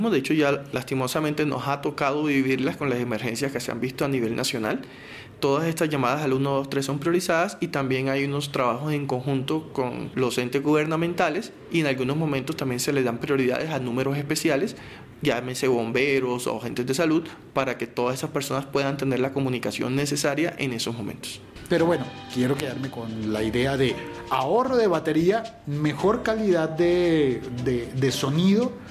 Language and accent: Spanish; Barranquilla, Atlántico, Colombia; born there; Yo nací en Barranquilla